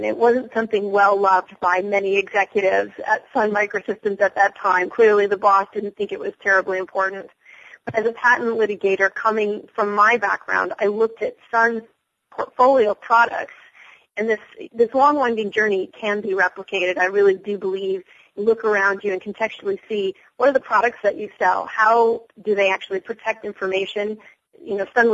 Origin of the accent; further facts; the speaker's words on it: New York, United States; I'm a New Yorker